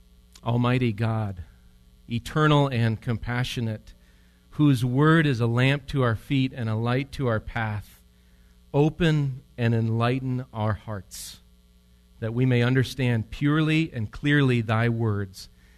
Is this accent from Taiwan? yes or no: no; Switzerland; I'm from Switzerland, and one historian has written about my homeland, and so I like this, what he wrote.